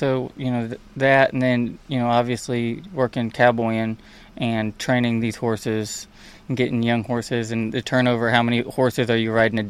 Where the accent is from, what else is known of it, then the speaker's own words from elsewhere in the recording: Missouri, United States; I come from Missouri